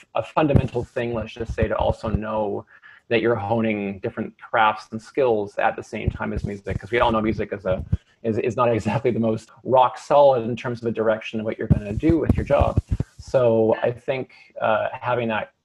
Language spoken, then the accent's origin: English; Maple Ridge, British Columbia, Canada; moved away; I'm actually from Maple Ridge. So Maple Ridge is a community about roughly an hour, I guess, to the east of Vancouver. And predominantly it's a farming community, but it's one of, I guess, BC's fastest growing cities now. And it was a great place to grow up.